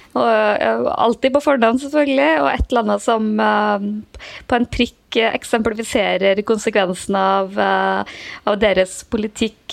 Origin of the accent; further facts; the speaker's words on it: Trøndelag, Norway; moved away; hjemme i Trøndelag